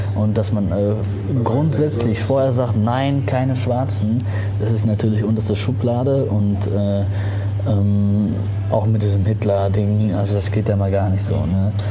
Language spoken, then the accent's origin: German; Germany; also born or lived in Tunisia; ich bin aus Tunesien, meine Eltern sind aus Tunesien, ich bin hier geboren